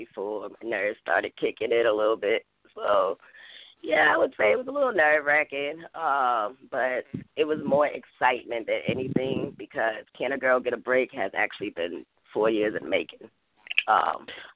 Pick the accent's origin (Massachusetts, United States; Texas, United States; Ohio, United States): Massachusetts, United States; Boston; born or raised there; moved away as an adult; also born or lived in Helena, Arkansas; now in North Carolina, United States